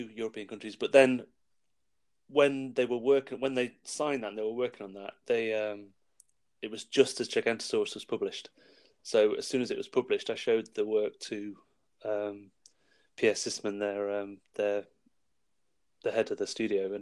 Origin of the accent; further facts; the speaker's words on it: Wales, United Kingdom; moved away; I grew up in Wales, and we were moving back to Wales